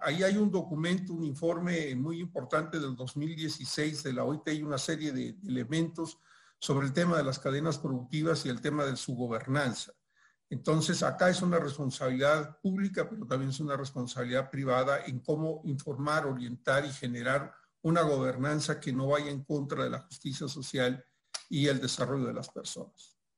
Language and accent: Spanish; Mexico; acá en mi país, en México, donde estoy ahora por el tema de la pandemia